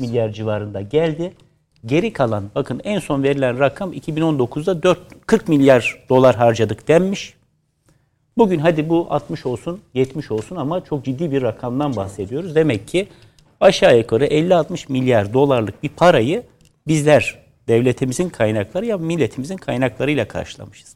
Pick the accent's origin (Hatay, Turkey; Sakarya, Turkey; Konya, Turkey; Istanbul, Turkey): Istanbul, Turkey; doğma büyüme Fatihli